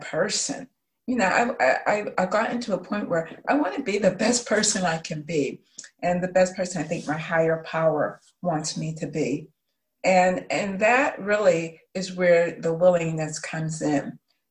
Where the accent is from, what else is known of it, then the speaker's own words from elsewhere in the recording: Pittsburgh, Pennsylvania, United States; I'm from Pittsburgh, but I am in St. Louis because my sister was diagnosed with cancer